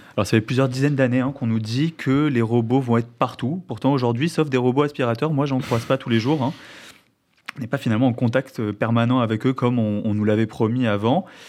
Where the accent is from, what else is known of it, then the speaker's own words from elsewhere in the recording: Marseille, Provence-Alpes-Côte d'Azur, France; je viens de Marseille